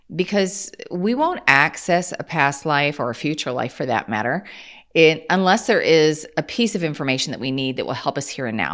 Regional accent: Kansas, United States; I'm from Kansas

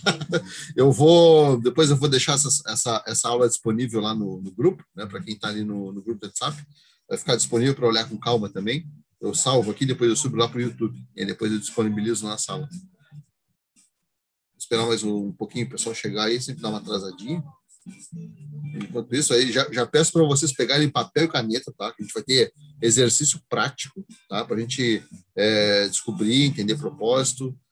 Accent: Rio Grande, Rio Grande do Sul, Brazil; Eu sou aqui de Rio Grande

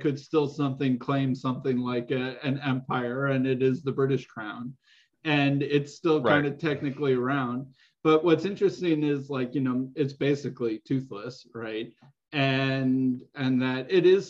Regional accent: United States; as an American

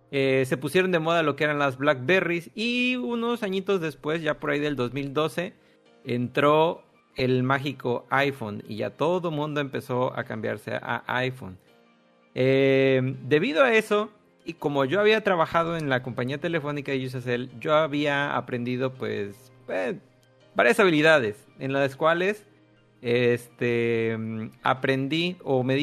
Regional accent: Tabasco, Mexico; Yo soy de Tabasco.

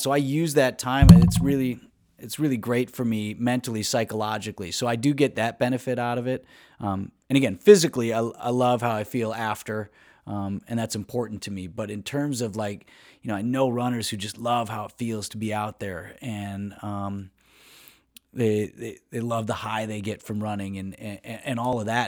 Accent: Wauwatosa, Wisconsin, United States; also born or lived in Green Bay; now in Milwaukee, United States; I grew up in Wauwatosa

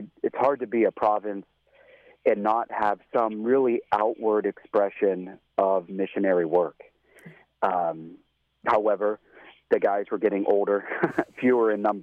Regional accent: Central Ohio, United States; also born or lived in Cincinnati; I grew up in Central Ohio with my parents

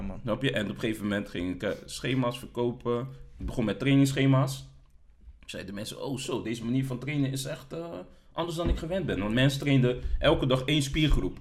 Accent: Delft, South Holland, Netherlands; also born or lived in The Hague; ik ben geboren in Den Haag. Eh, ik heb, eh, een deel van mijn jeugd in Den Haag gewoond, ehm, maar groots gedeelte in Delft.

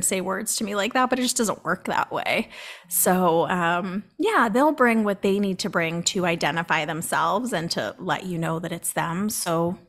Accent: Boston, Massachusetts, United States; I'm from Boston

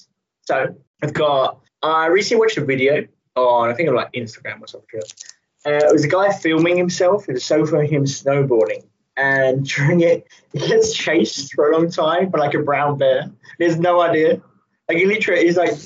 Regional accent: England, United Kingdom; We're English.

